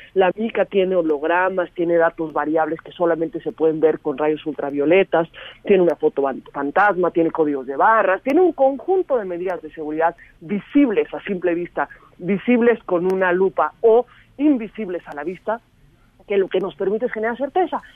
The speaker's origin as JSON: {"language": "Spanish", "country": "Mexico", "said": "nuestro principal medio de identificación como mexicanos y mexicanos"}